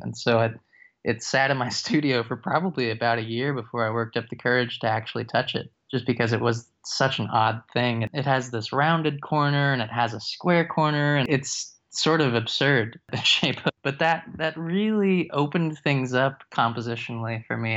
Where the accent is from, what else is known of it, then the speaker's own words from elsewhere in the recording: East Texas, United States; now in Fayetteville, United States; From Texas, actually, I'm from East Texas